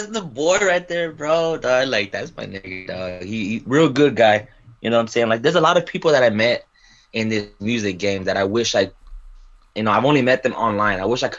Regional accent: Texas, United States; I'm from Texas.

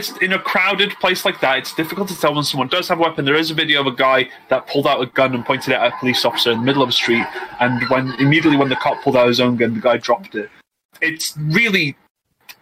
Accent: United Kingdom; I'm so British

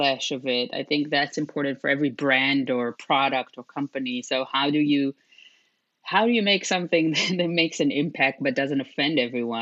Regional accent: Israel; moved away as an adult; also born or lived in Europe; I was born and raised in Israel and moved to Europe when I was 20

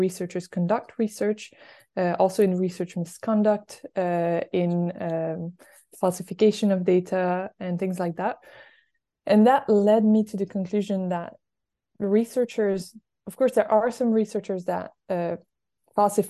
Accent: Quebec, Canada; moved away; I am originally from Quebec in Canada.

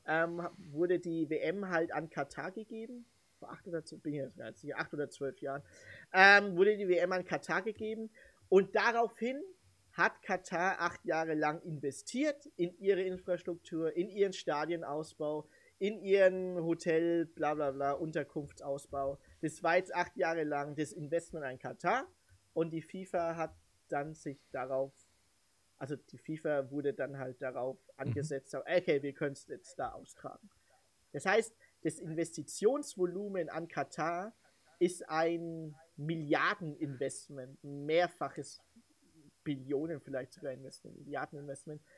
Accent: Germany; mich als Deutscher, der aussah wie ein Filipino

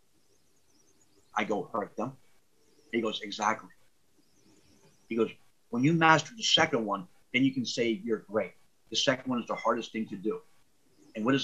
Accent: Philadelphia, Pennsylvania, United States; also born or lived in New Jersey; growing up in South Philly and Jersey

